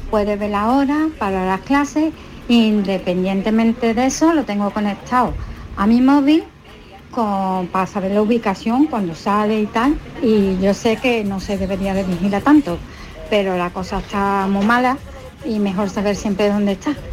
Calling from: Seville, Andalusia, Spain; de Sevilla.

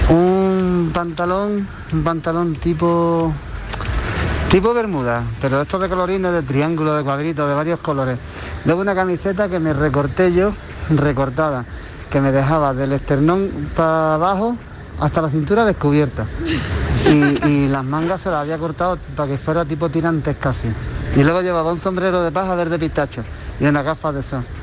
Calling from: Granada, Andalusia, Spain; Ah, buenas tardes … de Granada.

